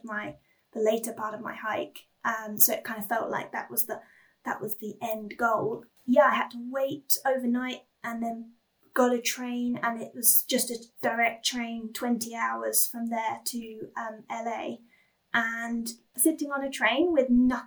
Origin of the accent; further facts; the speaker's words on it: England, United Kingdom; I come from England, where you are never a stone's throw away from, you know, a pub, a taxi rank, a train station